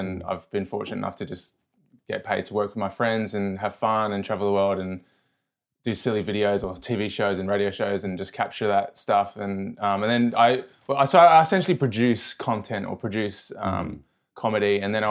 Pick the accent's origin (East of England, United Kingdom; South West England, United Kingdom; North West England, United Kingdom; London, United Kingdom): London, United Kingdom; now in Australia; I am a person living in Australia. I grew up in London.